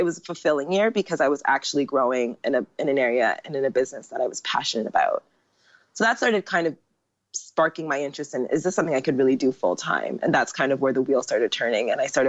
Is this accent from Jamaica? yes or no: yes; Jamaica; now in Asia; the more business was coming in as a Jamaican girl, like I never turn away money.